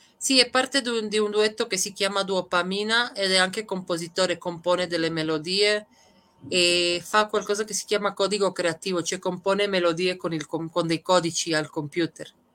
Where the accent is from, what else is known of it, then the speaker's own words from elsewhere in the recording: Trieste, Friuli-Venezia Giulia, Italy; moved away as an adult; also born or lived in Serbia / Madrid / Malaga; io sono nata in Serbia, ma quando, da quando ho sette anni siamo emigrati. La mia famiglia è emigrata a Trieste, quindi da quando ho sette anni fino più o meno ai 30 ho vissuto a Trieste